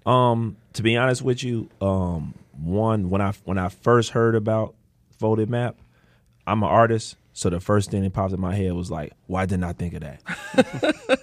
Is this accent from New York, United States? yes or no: no; Chicago, Illinois, United States; I grew up in Austin